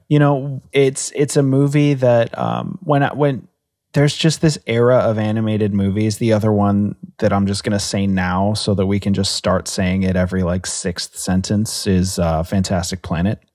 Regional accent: United States; as an American

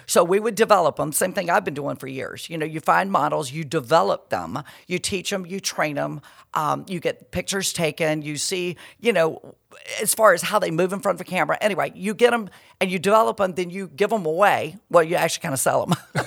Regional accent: Perry, Georgia, United States; moved away as an adult; also born or lived in Miami / Atlanta; I'm from Perry. I'm this little girl from Perry

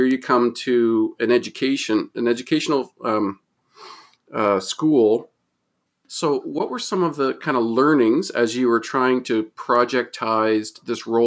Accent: Moncton, New Brunswick, Canada; I'm from Moncton, New Brunswick

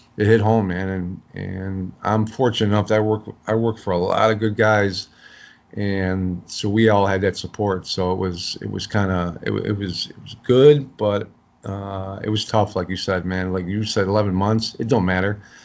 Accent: Chicago, Illinois, United States; I grew up in South Side of Chicago.

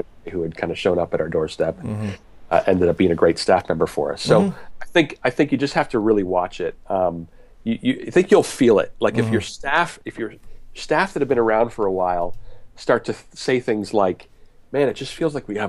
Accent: Canada; or as you would say, resources as a Canadian, for executive pastors.

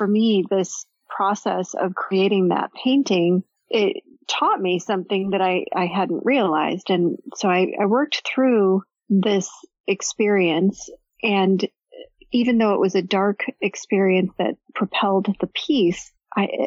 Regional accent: Chicago, Illinois, United States; I grew up in Chicago.

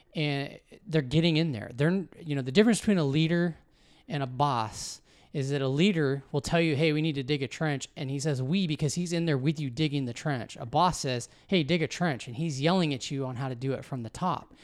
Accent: Washington, United States; also born or lived in California / Arizona; I was born in California, uh, when my parents, uh, divorced, uh, got, had a remarriage happen on both sides. And so Uh, my dad moved back east to Missouri. My mom and my stepdad moved us up here to Washington.

